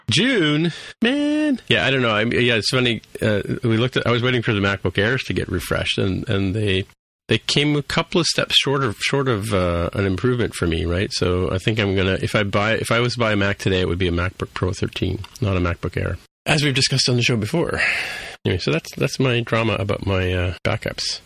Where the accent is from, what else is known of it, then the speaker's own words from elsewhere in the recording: England, United Kingdom; moved away; I was born in England